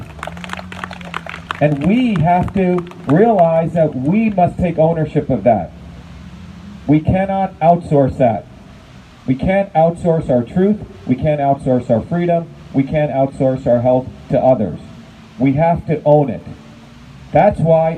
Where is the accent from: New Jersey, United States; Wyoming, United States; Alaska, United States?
New Jersey, United States; Paterson; also born or lived in Clifton, New Jersey / Parsippany, New Jersey; I grew up in Patterson, then in Clifton, then in Parsippany